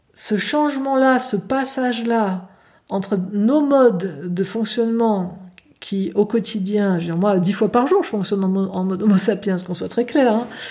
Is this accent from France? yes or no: no; Switzerland; chez nous en Suisse